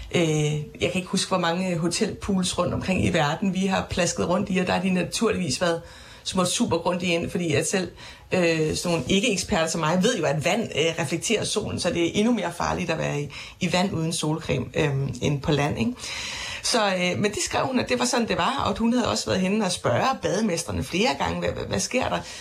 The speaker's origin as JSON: {"language": "Danish", "area": "Funen", "region": "Southern Denmark", "country": "Denmark", "tie": "born or raised there", "moved": "yes", "lives_now": "Copenhagen, Denmark", "said": "Det friluftsbade, der var i min barndomsby, det friluftsbad, min far bader i øh, flere gange om ugen med børnebørn øh, på Fyn"}